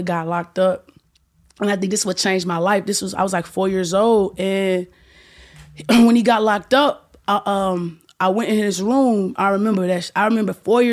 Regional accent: Memphis, Tennessee, United States; born and raised in Memphis, Tennessee

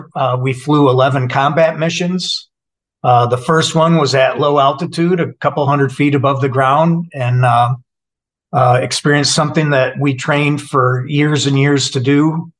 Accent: Saginaw, Michigan, United States; moved away as an adult; also born or lived in Sacramento, California; I'm a Midwestern guy, born and raised in Saginaw, Michigan.

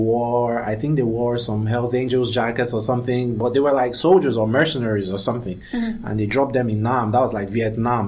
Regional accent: Nigeria; moved away; also born or lived in Abuja, Nigeria; I'm from Nigeria. And in Africa, growing up in Africa

